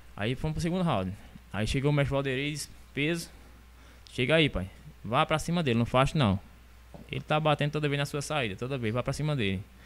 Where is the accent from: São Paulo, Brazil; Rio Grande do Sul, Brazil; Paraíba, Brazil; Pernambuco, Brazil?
Paraíba, Brazil; São Sebastião do Umbuzeiro; now in Monteiro, Brazil; eu sou aqui de São Sebastião, São Sebastião do Buzeiro. Aí vim morar aqui em Monteiro, tá com 12 anos